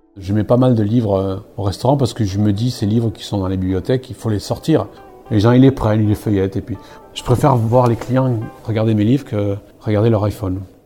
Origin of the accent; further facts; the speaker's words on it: Basque Country, Nouvelle-Aquitaine, France; moved away as an adult; je suis né au Pays Basque, je suis parti des 18 ans